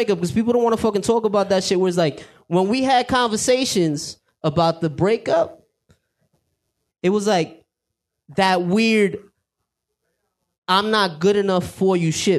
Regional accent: New York, United States; I'm from New York.

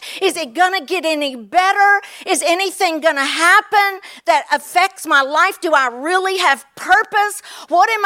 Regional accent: Kentucky, United States; moved away; I'm from Kentucky. Even though I don't live there, I still have the accent

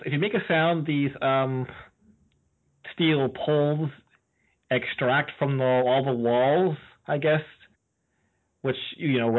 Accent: Canada

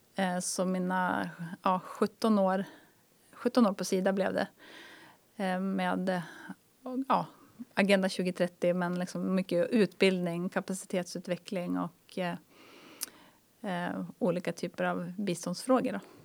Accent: Härnösand, Västernorrland County, Sweden; moved away as an adult; also born or lived in Luleå; Jag är uppvuxen i Härnösand.

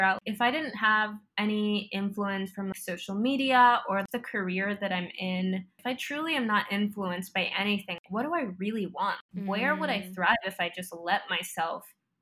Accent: Florida, United States; I'm from Florida.

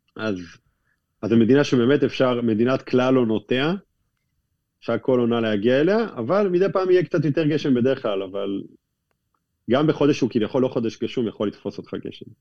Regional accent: Israel; אנחנו מגיעים מישראל

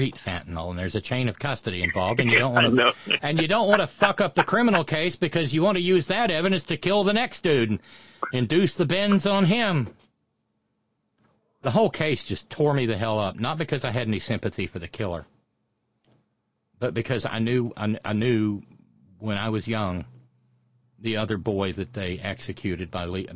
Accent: Alabama, United States; moved away; the county where I was born and raised

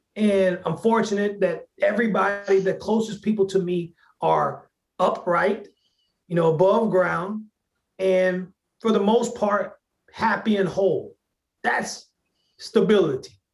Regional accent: Hot Springs, Arkansas, United States; moved away; my hometown in Hot Springs, Arkansas

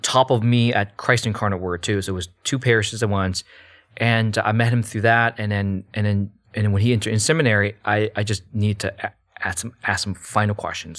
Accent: United States; born or raised there; also born or lived in Malaysia

